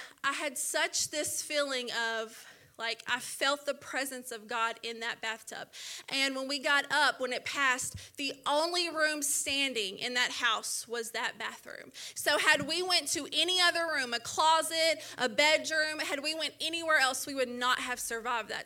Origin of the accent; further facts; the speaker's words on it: Little Rock, Arkansas, United States; also born or lived in Dallas, Texas; we ended up coming and staying in Little Rock when I was young, and that's where I grew up.